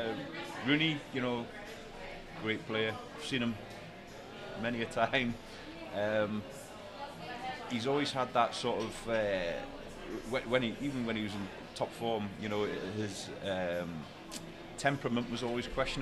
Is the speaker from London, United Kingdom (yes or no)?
no; Berwick-upon-Tweed, North East England, United Kingdom; accent: slight Geordie / northeast; now in United States; I'm not originally from Newcastle. I mean, I don't have a really strong northeast accent, but it is like northeast. I lived up in Berwick, which is, I don't know, about an hour's north of Newcastle.